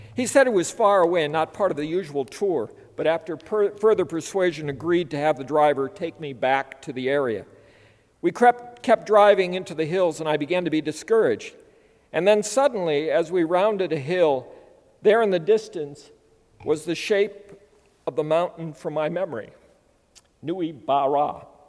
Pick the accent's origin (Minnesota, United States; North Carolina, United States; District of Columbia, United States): Minnesota, United States; As a child growing up on a farm in Minnesota